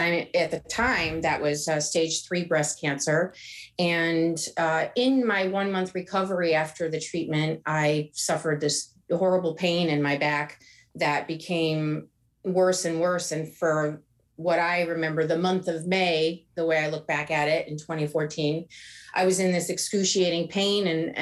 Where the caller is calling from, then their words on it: Oakland, California, United States; I'm calling from Oakland, California.